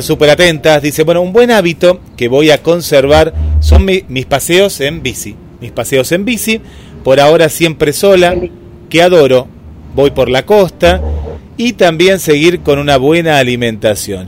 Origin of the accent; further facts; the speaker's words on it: Argentina; nosotros como argentinos